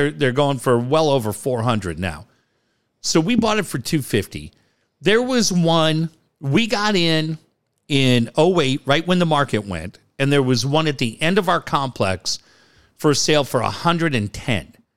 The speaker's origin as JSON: {"language": "English", "town": "Encinitas", "region": "California", "country": "United States", "tie": "born or raised there", "moved": "as an adult", "said": "when I grew up in Encinitas, everybody was welcome"}